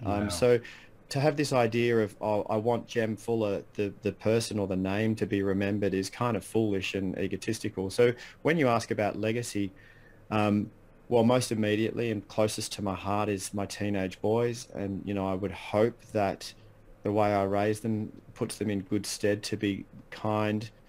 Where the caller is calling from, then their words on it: Bellbrae, Victoria, Australia; I live in a little town called Bellbrae, which is um, right next to Bell's Beach.